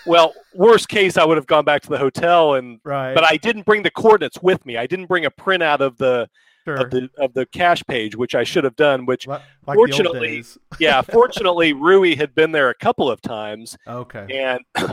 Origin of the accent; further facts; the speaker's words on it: Kansas, United States; I'm from Kansas